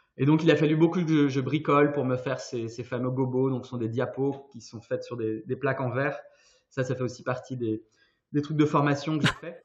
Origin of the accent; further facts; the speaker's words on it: Brittany, France; now in Brussels, Belgium; je suis breton, mais je suis basé à Bruxelles depuis quelques années